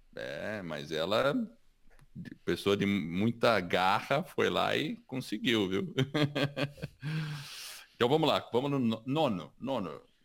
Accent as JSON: {"language": "Portuguese", "country": "Brazil", "tie": "born or raised there", "also_born_or_lived": "United States", "said": "eu sou americano e sou brasileiro ao mesmo tempo. Eu tenho dupla cidadania"}